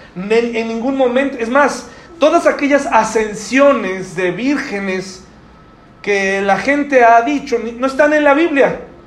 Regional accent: Mexico

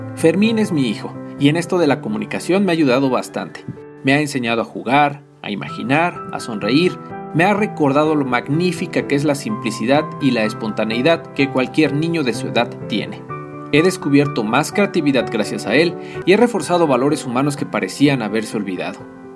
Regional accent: Tlaxcala, Mexico; soy originario de Tlaxcala

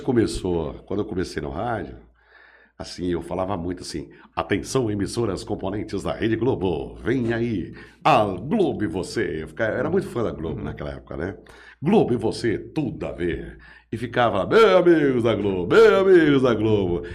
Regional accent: Jales, São Paulo, Brazil; Sou, sou daqui. Nasci em 68, aqui na Santa Casa.

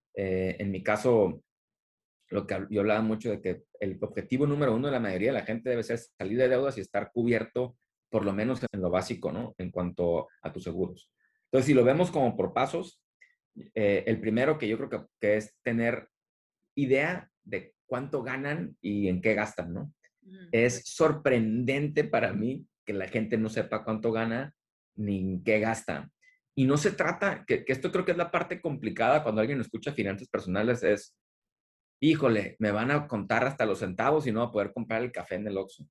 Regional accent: Tijuana, Baja California, Mexico; also born or lived in San Diego / Monterrey; soy originario de aquí de la región, de, Tijuana y San Diego, crecí en Tijuana

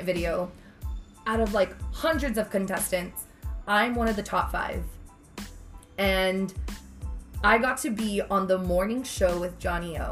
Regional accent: Mission, Texas, United States; I'm from Mission, Sherryland

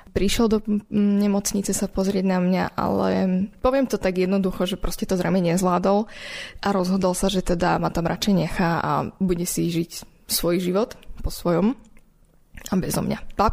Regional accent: Prešov, Prešov Region, Slovakia; born there; Ešte možno by som mohla upresniť, že som sa narodila v Prešove

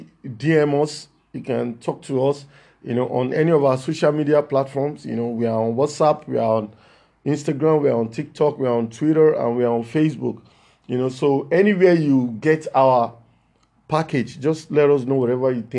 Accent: Lagos, Nigeria; I'm from Lagos, Nigeria.

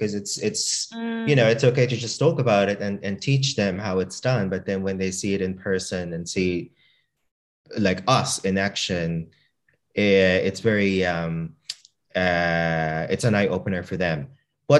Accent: Australia; I kiss them on the cheek because, like, I'm Australian, right? That's what how we do it in Australia. That's how we greet our elders as a sign of respect, and that's how I kind of brought it up.

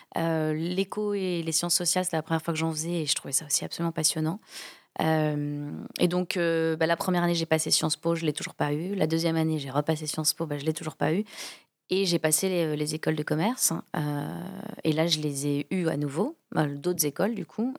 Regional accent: Toulouse, Occitania, France; moved away as an adult; also born or lived in Rouen / England; j'ai grandi à Toulouse, euh, du coup j'étais au collège Michelet, qui est un, collège du centre-ville de Toulouse

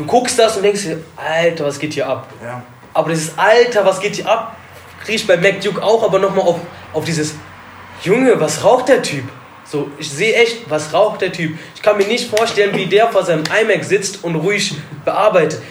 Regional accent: Alfter, North Rhine-Westphalia, Germany; Ich komme zwar aus Alfter

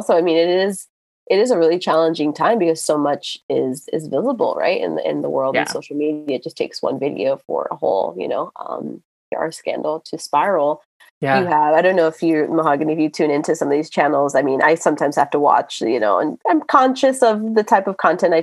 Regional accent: Miami, Florida, United States; I'm from Miami

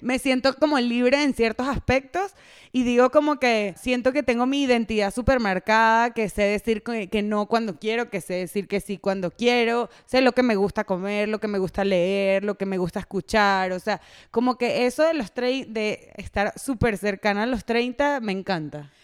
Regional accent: Venezuela; accent: Venezuelan; now in Mexico; Yo soy venezolana, venezolanísima

